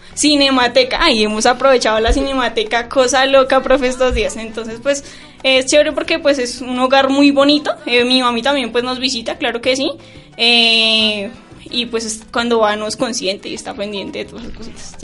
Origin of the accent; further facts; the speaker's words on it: Bogotá, Colombia; moved away; also born or lived in Garagoa, Boyacá; yo soy de Bogotá, pero mi familia es de Garagua, Boyacá y yo, nosotros vivíamos acá, pero nos fuimos allá